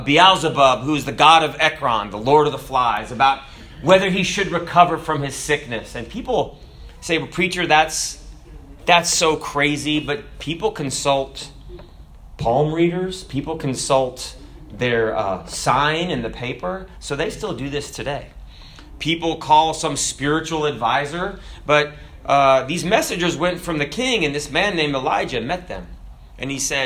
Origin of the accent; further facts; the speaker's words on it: Florida, United States; we Floridians